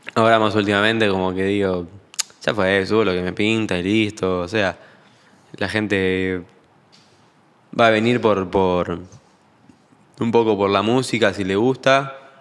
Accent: Argentina

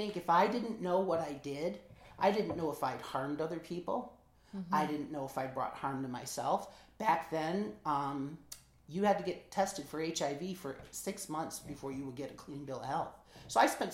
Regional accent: Michigan, United States; we're both from Michigan

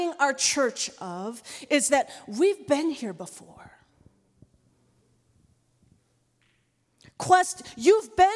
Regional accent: United States; my identity as a second-generation Korean-American woman

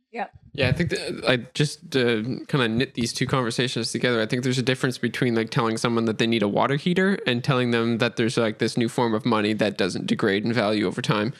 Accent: Nova Scotia, Canada; I'm from Nova Scotia, Canada

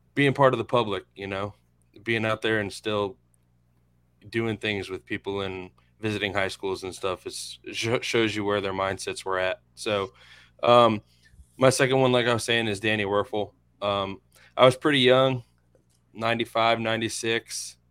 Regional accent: Inverness, Florida, United States; I'm from Inverness, not too far from here

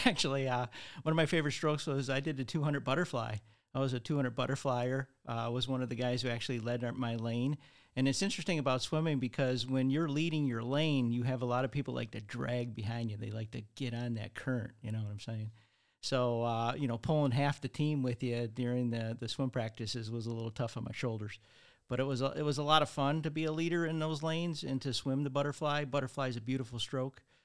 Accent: Redford, Michigan, United States; I grew up in Redford, Michigan

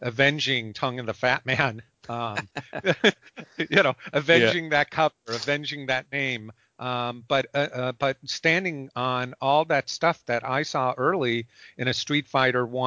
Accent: Chicago, Illinois, United States; I'm from Chicago

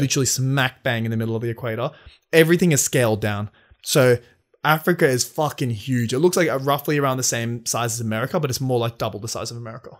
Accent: Sydney, New South Wales, Australia; We're both from Sydney.

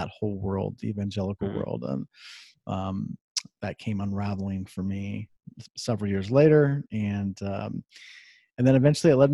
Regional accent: Columbus, Ohio, United States; I'm originally from Columbus, Ohio, and that would make me a Buckeye fan. And I grew born and raised there

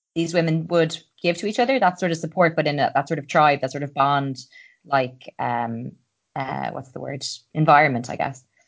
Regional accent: Ireland; I'm an Irish girl

